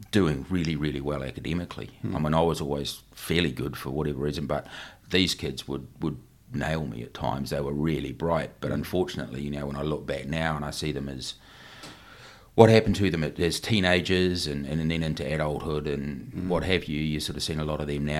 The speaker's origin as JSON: {"language": "English", "town": "Tauranga", "region": "Bay of Plenty", "country": "New Zealand", "tie": "born or raised there", "also_born_or_lived": "Wellington", "said": "I was born in Wellington, but my family moved to Tauranga when I was one, so I don't really remember too much about Wellington."}